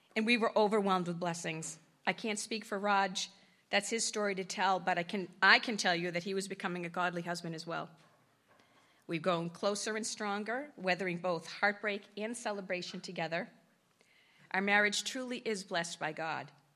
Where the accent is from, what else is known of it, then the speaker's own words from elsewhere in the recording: Sudbury, Massachusetts, United States; I grew up in Sudbury, an affluent town